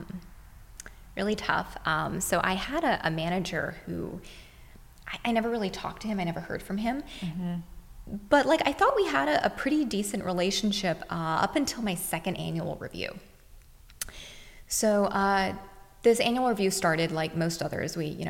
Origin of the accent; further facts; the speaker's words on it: Texas, United States; I grew up in Texas. Mm-hmm. That's where I consider myself as being from, in a very rural area